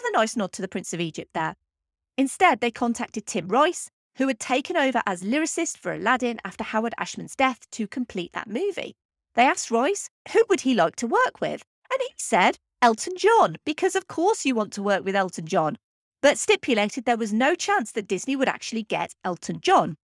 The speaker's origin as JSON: {"language": "English", "region": "England", "country": "United Kingdom", "said": "I'm English"}